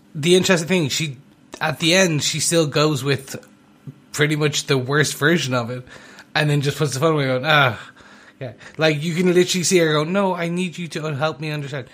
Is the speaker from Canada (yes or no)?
no; Ireland; I am Irish